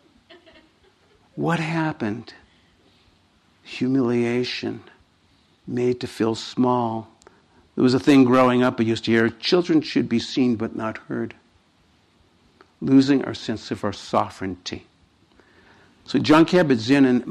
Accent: Boston, Massachusetts, United States; I come from Boston

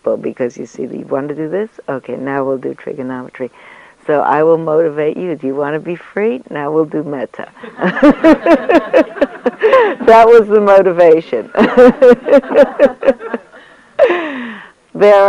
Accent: New York City, New York, United States; when I grew up in New York, I come from a long line of New York City school teachers

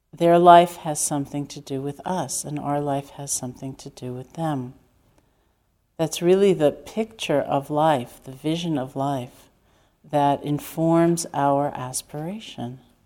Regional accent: New York City, New York, United States; me growing up in Manhattan

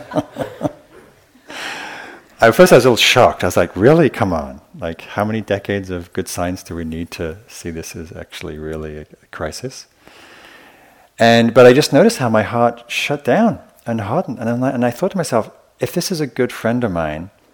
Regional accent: the north of England, United Kingdom; I grew up in Northern England in a pretty rough, pretty violent working class area

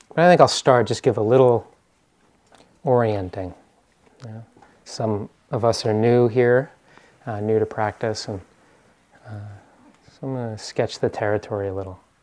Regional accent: East Coast, United States; moved away as an adult; also born or lived in New York; now in Bay Area, United States; I'm from the East Coast

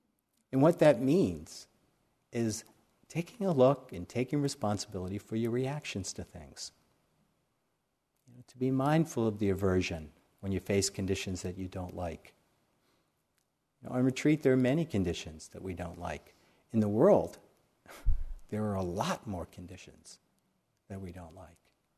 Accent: New York, United States; I came from the city, I came from New York

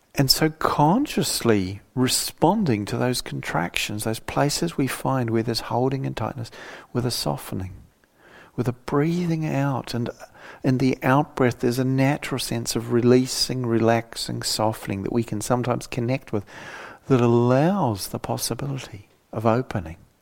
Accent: New Zealand; moved away; my younger life growing up in New Zealand

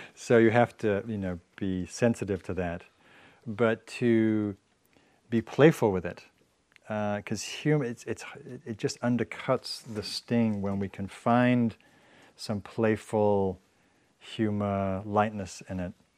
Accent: England, United Kingdom; moved away; I'm from England

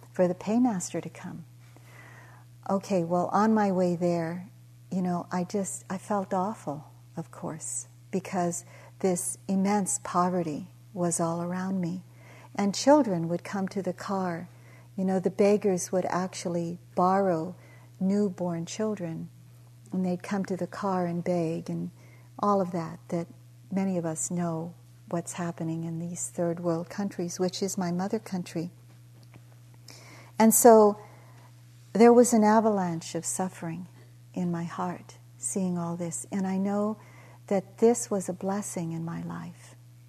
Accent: Daly City, California, United States; moved away as an adult; also born or lived in Philippines / East Palo Alto, California; now in Hawaii, United States; I grew up in the projects near the Cow Palace

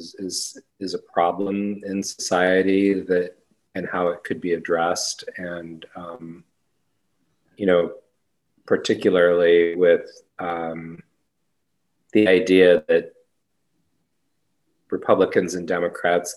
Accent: Royal Oak, Michigan, United States; born or raised there; moved away as an adult; now in West Coast, United States

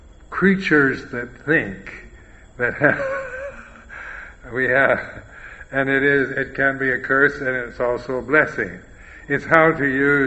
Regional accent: United States; I am American, I am a bhikkhu

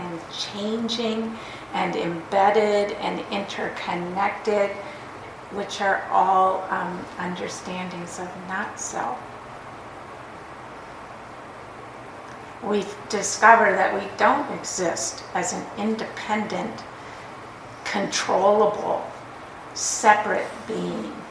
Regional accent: Minnesota, United States; accent: Minnesota; I say Minnesota and like my accent comes out

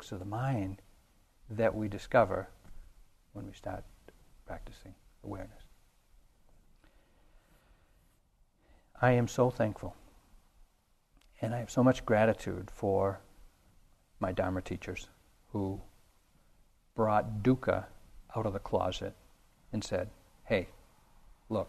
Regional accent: New England, United States; I grew up in New England in the 50s

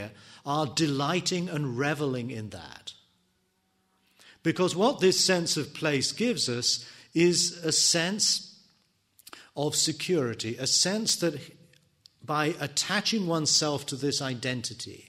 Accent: England, United Kingdom; me being an Englishman, me being a teacher, me being a son, a husband

